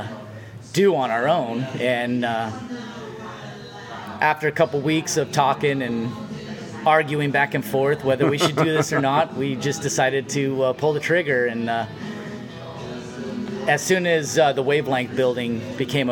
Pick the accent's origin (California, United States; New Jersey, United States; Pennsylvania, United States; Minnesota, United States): California, United States; Vista; also born or lived in San Diego / Chico; I keep saying born and raised in Vista, but I was born in San Diego. I was 2 weeks old when I moved to Vista.